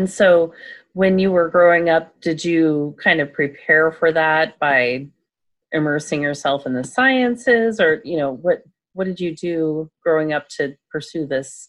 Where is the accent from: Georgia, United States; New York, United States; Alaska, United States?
Alaska, United States; moved away; also born or lived in Pennsylvania; you're from Alaska.